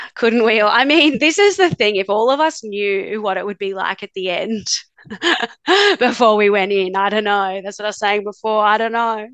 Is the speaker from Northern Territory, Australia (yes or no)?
yes; Darwin, Northern Territory, Australia; also born or lived in Adelaide, Australia; now in Melbourne, Australia; I grew up in Darwin, actually, up in the top end, and did my schooling and law degree in, in Adelaide